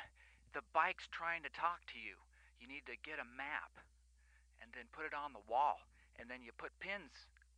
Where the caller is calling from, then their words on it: San Diego, California, United States; I'm calling from San Diego.